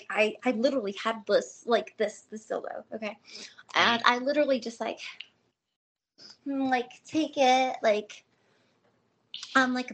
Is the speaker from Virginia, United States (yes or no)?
no; Chicago, Illinois, United States; I'm from Chicago, man. I got to represent, you know.